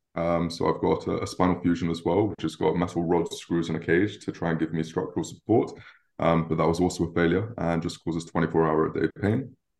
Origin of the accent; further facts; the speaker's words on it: London, United Kingdom; I was born and raised in London